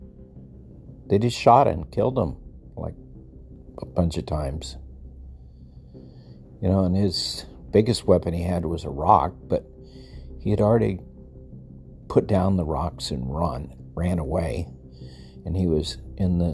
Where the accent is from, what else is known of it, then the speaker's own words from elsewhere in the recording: El Paso, Texas, United States; I grew up in El Paso